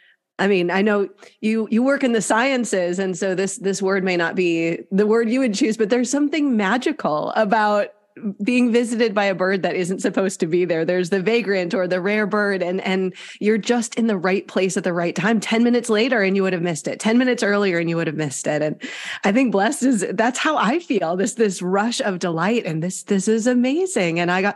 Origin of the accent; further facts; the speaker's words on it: Wisconsin, United States; Yes, I grew up in Wisconsin. And I mean, we wouldn't cancel school for snow.